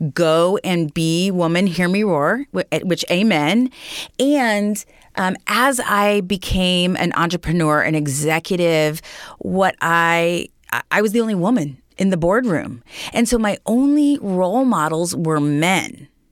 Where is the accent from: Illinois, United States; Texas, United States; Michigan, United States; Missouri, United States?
Missouri, United States; Raytown; I come from Raytown, Missouri. So just a suburb of Kansas City